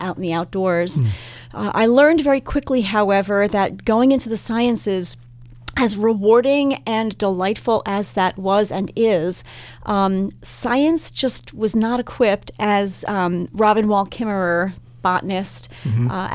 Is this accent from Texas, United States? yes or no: no; New Jersey, United States; now in Minnesota, United States; I did not grow up in Minnesota. I grew up in New Jersey